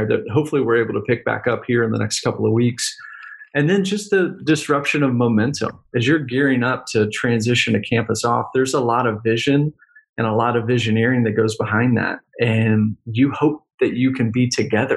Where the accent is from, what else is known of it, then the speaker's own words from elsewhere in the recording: Texas, United States; Texas, I'm a Texan.